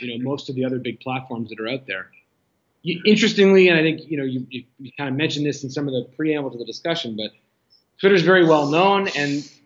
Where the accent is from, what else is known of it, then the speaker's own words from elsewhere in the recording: Ottawa, Ontario, Canada; moved away as an adult; now in Toronto, Canada; I'm a proud Canadian, born and raised in Ottawa, now living in Toronto for the last 20 years or so